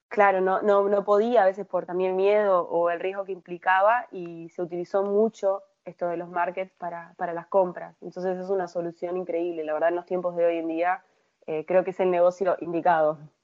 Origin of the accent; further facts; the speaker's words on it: Uruguay; como uruguaya yo me crié, viví toda mi vida acá